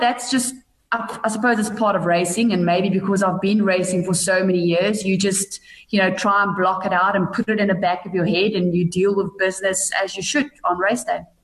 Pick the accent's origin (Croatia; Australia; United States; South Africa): South Africa; Bethlehem, Free State; I grew up in a little town called Bethlehem in the Eastern Free State.